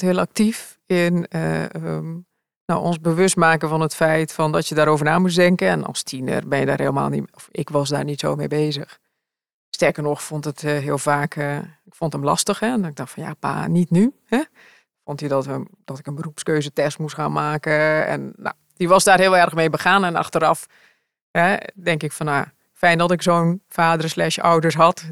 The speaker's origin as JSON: {"language": "Dutch", "country": "Curaçao", "tie": "born or raised there", "also_born_or_lived": "Rotterdam", "moved": "as an adult", "lives_now": "Netherlands", "said": "ik kwam uit Curaçao, want daar ben ik opgevoed en opgegroeid"}